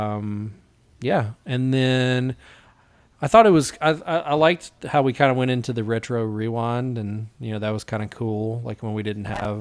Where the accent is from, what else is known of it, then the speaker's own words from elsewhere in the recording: Jackson, Tennessee, United States; Jackson, my hometown